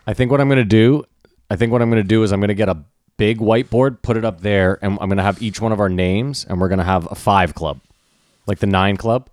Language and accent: English; Canada; also born or lived in New York; we're from there